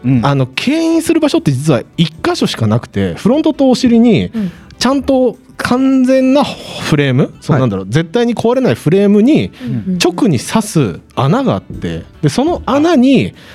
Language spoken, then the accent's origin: Japanese; Hokkaido, Japan; moved away as an adult; also born or lived in Tokyo; 北海道の地元